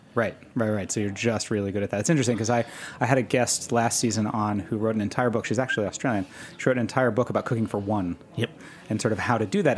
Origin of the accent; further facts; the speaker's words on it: New York City, New York, United States; I grew up around New York City